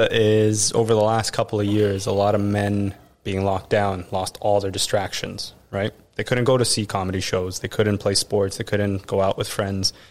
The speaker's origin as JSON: {"language": "English", "country": "Canada", "moved": "as an adult", "lives_now": "United States", "said": "I'm still a Canadian"}